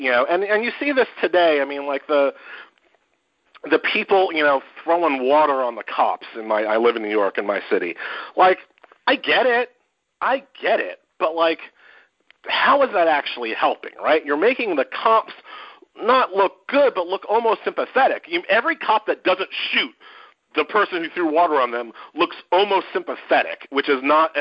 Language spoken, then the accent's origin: English; Haiti; I am from Haiti